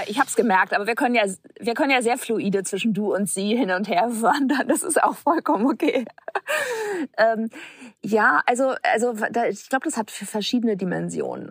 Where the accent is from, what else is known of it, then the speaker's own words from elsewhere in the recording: Hamburg, Germany; ich bin in Hamburg geboren äh, und bin wahrscheinlich so sehr behütet äh, aufgewachsen